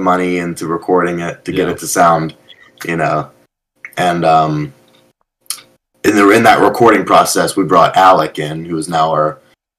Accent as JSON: {"language": "English", "town": "Berlin", "country": "United States", "tie": "born or raised there", "said": "the town I grew up in Berlin"}